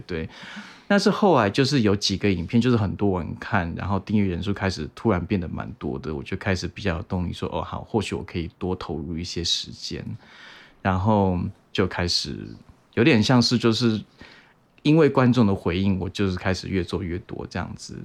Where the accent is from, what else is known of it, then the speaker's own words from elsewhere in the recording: Taiwan; now in Seattle, United States; 因为我就是我小时候还是在台湾长大，所以你们多少也可能有经历过。那尤其是我是呃民国七十年的